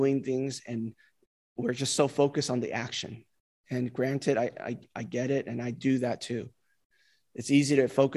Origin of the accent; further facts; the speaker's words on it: California, United States; moved away; California, my home state